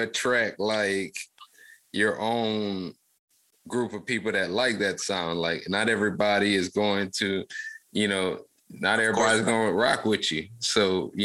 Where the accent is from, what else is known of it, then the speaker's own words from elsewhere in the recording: Lafayette, Louisiana, United States; So I grew up actually in Lafayette, Louisiana in the late 90s.